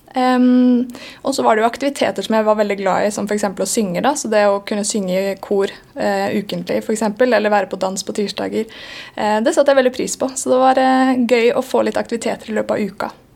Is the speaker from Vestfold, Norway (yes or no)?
yes; Sandefjord, Vestfold, Norway; now in Bergen, Norway; jeg flytta fra Sandefjord